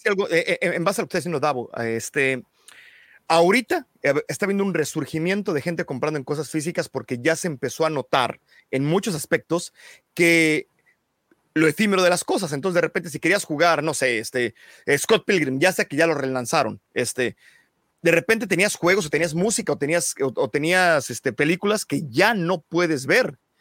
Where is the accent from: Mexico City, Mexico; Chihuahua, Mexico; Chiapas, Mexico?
Mexico City, Mexico; Yo soy de Lindavista, pero iba al TEC de Monterrey, entonces pasaba por Tlane todos los días